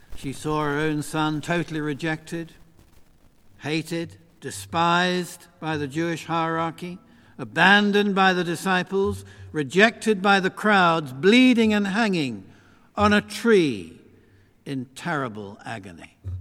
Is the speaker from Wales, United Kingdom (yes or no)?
no; Beckenham, London, United Kingdom; when I grew up in Christchurch, Beckenham, which is not that far from here